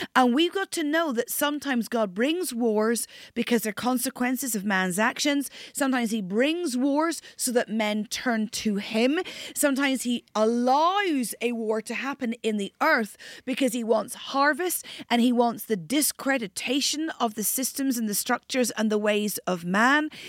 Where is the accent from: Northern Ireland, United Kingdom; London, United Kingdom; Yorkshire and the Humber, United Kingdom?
Northern Ireland, United Kingdom; near the Giant's Causeway, North Coast of; I'm Northern Irish. Grew up on the North Coast near the Giants Causeway